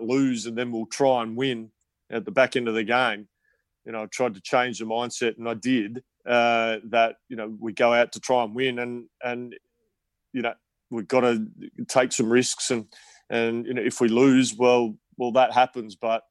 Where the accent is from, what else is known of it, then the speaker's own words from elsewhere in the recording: South Australia, Australia; also born or lived in England; my home state, South Australia